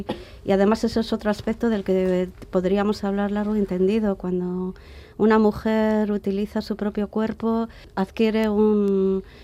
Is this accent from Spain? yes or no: yes; Bilbao, Basque Country, Spain; había que tener muy en cuenta que Bilbao era mi ciudad, es mi ciudad de origen.